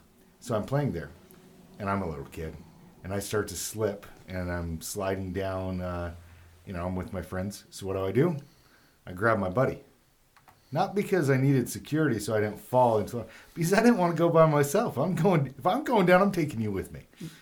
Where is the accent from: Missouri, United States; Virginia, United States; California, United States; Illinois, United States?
California, United States; Los Angeles; I grew up in Los Angeles